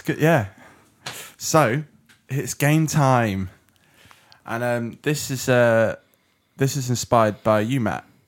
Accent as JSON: {"language": "English", "country": "United Kingdom", "said": "I'm British"}